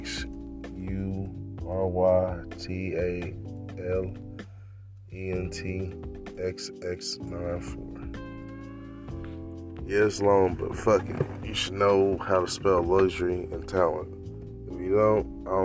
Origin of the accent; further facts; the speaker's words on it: Louisiana, United States; also born or lived in Charlotte, North Carolina; now in San Jose, United States; I'm originally from Louisiana